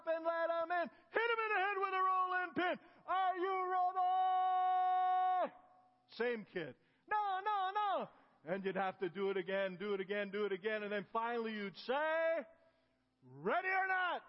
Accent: Ontario, Canada; moved away; also born or lived in Galt, Ontario / Kitchener, Ontario / Africa; I grew up in Canada. I lived in Galt, Ontario, and then Kitchener, Ontario. As a little boy, 8, 9 years old

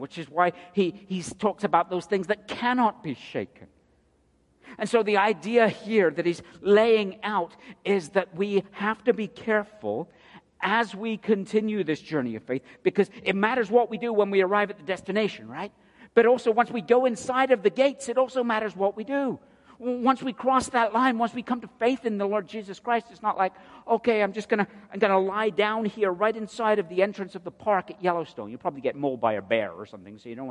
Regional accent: United Kingdom; now in United States; a Brit

